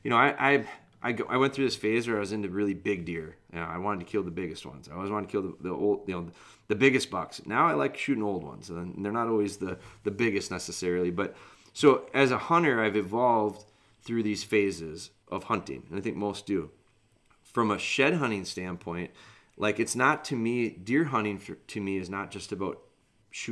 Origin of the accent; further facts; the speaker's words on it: Wisconsin, United States; I'm from Wisconsin